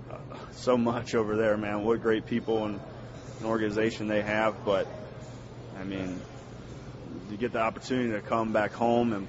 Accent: Cincinnati, Ohio, United States; I grew up in Cincinnati.

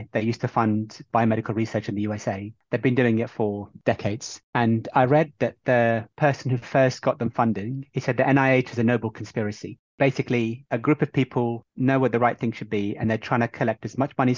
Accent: Bahrain; moved away; I'm from Bahrain originally

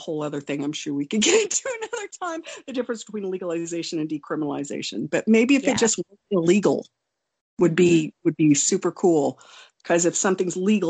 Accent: Wonju, Gangwon, South Korea; born there; I was born in Wonju, South Korea. I'm Korean

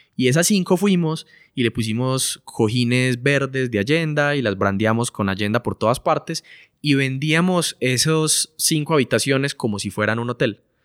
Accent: Colombia; somos de Colombia, entonces vivíamos allá

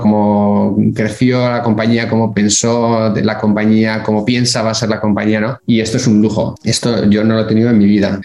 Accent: Bilbao, Basque Country, Spain; moved away as an adult; also born or lived in Burgos / Barcelona / Geneva; now in United States; Soy de Bilbao, que está en el norte de España

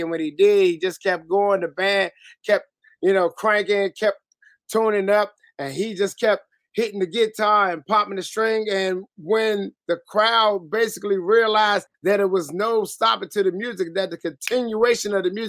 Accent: Washington, District of Columbia, United States; I'm from Southeast, too. Southeast, D.C. Congress Park boy, Malcolm X, Green. Come on, man. It's born and raised.

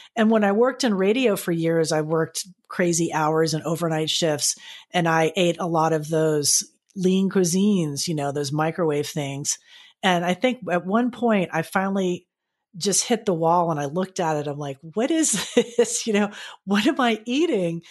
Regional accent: Florida, United States; growing up in Florida

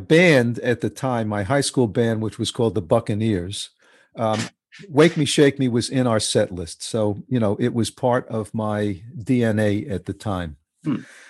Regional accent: New York City, New York, United States; we grew up in the same basic area of New York. I grew up in Queens. And in my early teens, I started playing rock and roll.

